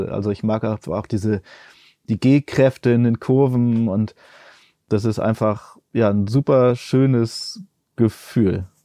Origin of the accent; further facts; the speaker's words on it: El Salvador; born there; Also ich bin in El Salvador geboren und immer wieder dorthin zurückgegangen zum, zum Arbeiten auch und ich habe da auch mal wieder gelebt eine Zeit lang.